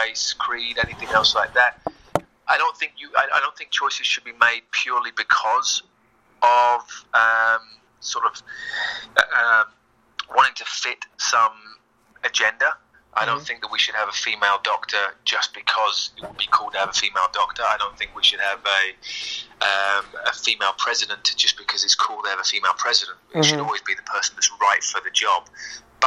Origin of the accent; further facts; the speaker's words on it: Luton, East of England, United Kingdom; I grew up in a place called Luton, which is actually about 20 miles north of London.